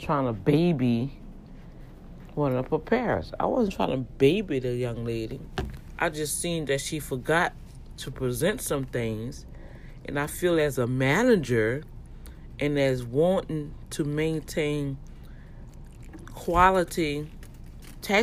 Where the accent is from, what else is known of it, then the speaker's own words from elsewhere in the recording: Louisiana, United States; accent: Cajun; my accent gonna sound like that because I'm from Louisiana and I do have an accent